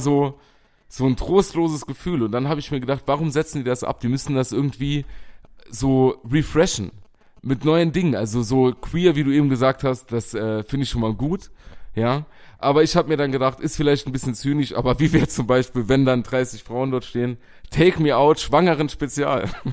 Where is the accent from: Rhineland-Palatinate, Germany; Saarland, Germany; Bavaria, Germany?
Saarland, Germany; Bachem; durch Pachten mein Heimatort.